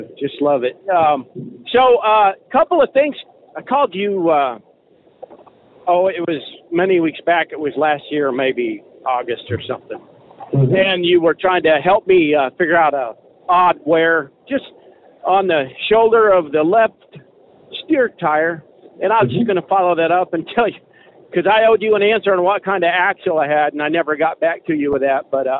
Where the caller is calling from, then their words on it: Arizona, United States; I'm calling you from Eastern Arizona. I'm about to go into New Mexico.